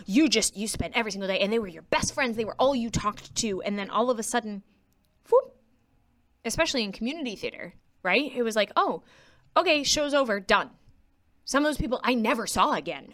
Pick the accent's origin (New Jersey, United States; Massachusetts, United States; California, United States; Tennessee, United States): Massachusetts, United States; Quincy; I was born in Quincy, Massachusetts, um, to two people who did choral music in a very musical family. So I grew up extremely musical